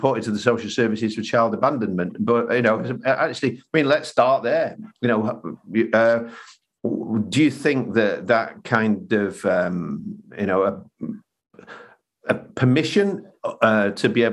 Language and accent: English; Manchester, North West England, United Kingdom; I was brought up here in Manchester